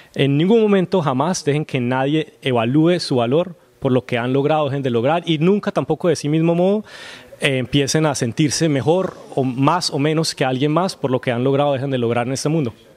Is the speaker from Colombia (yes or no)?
yes; Colombia; moved away as an adult; also born or lived in Los Angeles; now in Vancouver, Canada; nací en Colombia